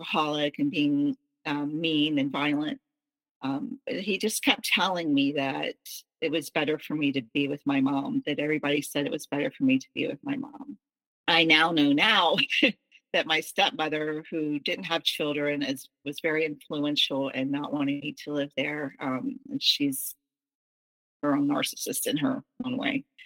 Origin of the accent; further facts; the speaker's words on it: the South, United States; I was raised in the South